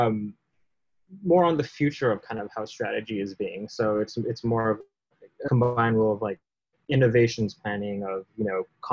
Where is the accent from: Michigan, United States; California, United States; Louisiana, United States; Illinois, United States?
California, United States; I've been born and raised in California